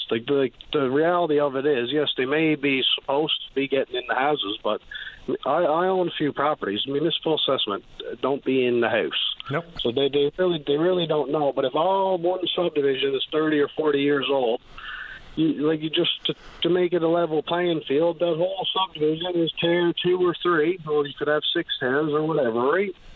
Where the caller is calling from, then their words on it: Clarenville, Newfoundland and Labrador, Canada; I'm calling from Clarenville